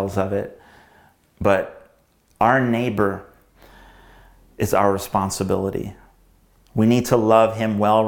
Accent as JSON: {"language": "English", "country": "United States", "tie": "born or raised there", "said": "growing up in America"}